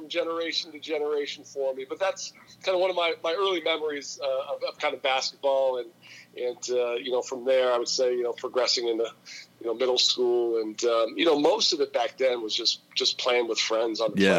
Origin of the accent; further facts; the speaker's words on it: West Coast, United States; I grew up out on the West Coast.